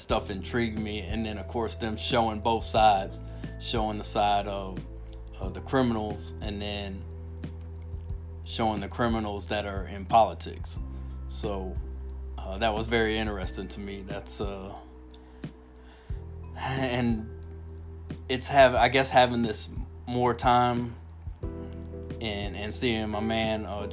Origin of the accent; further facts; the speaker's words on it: Miami, Florida, United States; moved away; I grew up in Miami, Al, and it was a single mom and food stamps, government cheese